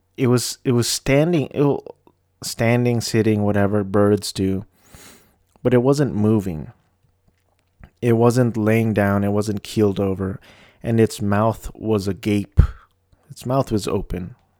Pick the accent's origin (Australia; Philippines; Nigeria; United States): Philippines; moved away; my home country